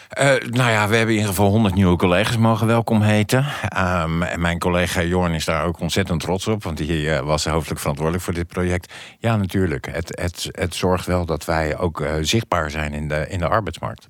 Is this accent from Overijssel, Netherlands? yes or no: no; The Hague, South Holland, Netherlands; ik ben Hagenees